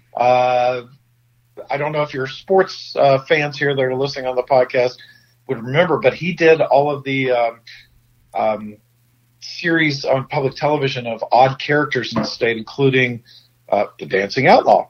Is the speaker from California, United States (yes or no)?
no; St. Albans, West Virginia, United States; you and I are both from St. Albans